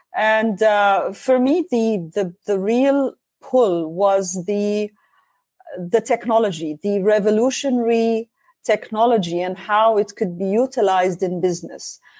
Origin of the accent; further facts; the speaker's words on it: Oman; I'm uh, from Oman, Sultanate Oman